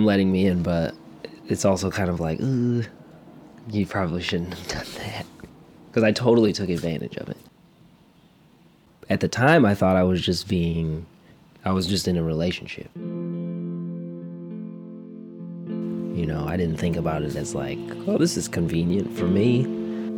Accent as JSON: {"language": "English", "town": "Cleveland", "region": "Ohio", "country": "United States", "tie": "born or raised there", "said": "I grew up in Cleveland, Ohio."}